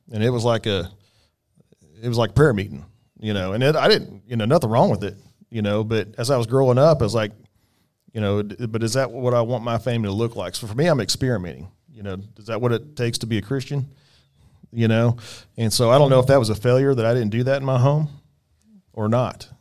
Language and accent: English; Bartlesville, Oklahoma, United States; moved away; I'm from Bartlesville